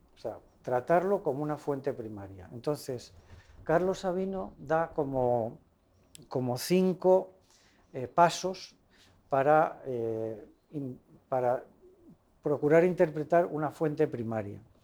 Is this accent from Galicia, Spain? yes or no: no; Madrid, Community of Madrid, Spain; moved away; cuando era pues casi adolescente, eh, participaba en una catequesis que íbamos en Madrid